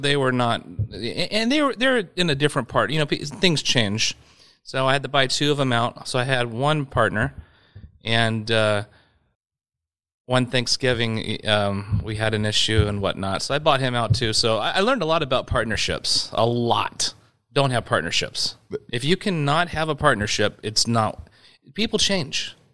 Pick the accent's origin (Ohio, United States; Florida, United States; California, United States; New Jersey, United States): California, United States; Yorba Linda; also born or lived in Whittier, California / San Clemente, California; we actually lived inland in uh, Yorba Linda when I was uh, three years old until I was born in Whittier, California, and uh, lived in Yorba Linda from three to 15